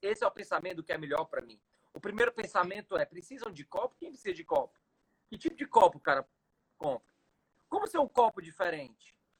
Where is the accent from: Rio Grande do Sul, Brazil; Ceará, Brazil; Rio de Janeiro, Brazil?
Ceará, Brazil; falar aqui como cearense